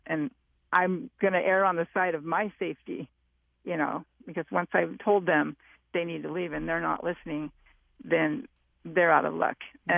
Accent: Southern California, United States; I'm from Southern California.

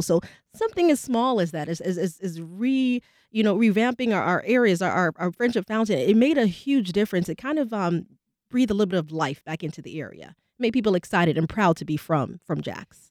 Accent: New York City, New York, United States; now in Jacksonville, United States; I'm from New York City

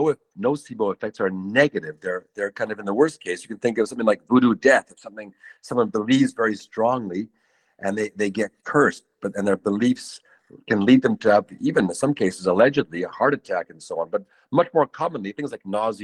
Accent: Canada; moved away; I'm from Canada

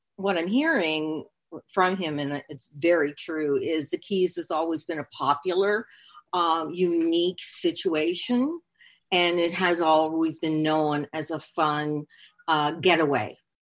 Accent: Canada; now in Hollywood, Florida, United States; I am Canadian

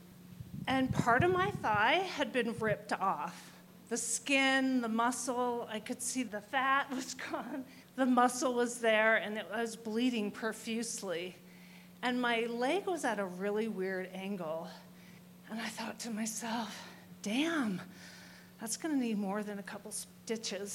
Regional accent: Spokane, Washington, United States; I'm from Spokane, Washington

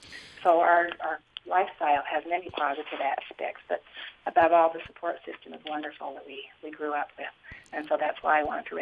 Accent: Colorado City, Arizona, United States; When I was growing up in Colorado City, before there was any kind of a split or division among the people, it was a very rich environment for young people to be raised in.

